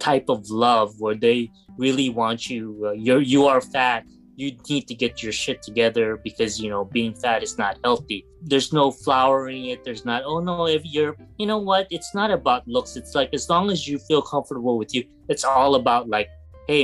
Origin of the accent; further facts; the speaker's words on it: Philippines; I'm a Filipino